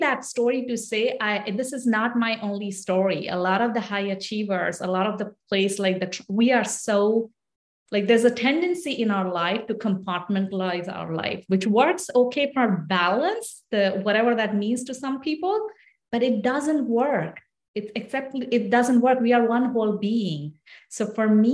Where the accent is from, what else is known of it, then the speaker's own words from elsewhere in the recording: India; moved away as an adult; now in United States; ever since I grew up in India, I moved away from India when I married my husband.